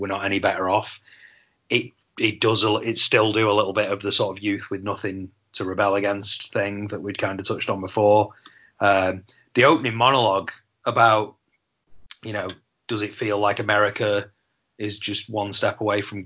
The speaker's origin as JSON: {"language": "English", "town": "Manchester", "region": "North West England", "country": "United Kingdom", "tie": "born or raised there", "said": "growing up in Manchester as a teenager in 1990, I would have been 13 years old."}